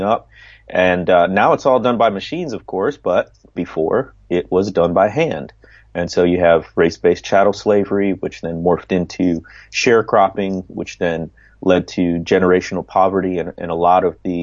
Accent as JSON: {"language": "English", "region": "Midwest", "country": "United States", "tie": "born or raised there", "said": "I grew up in the Midwest"}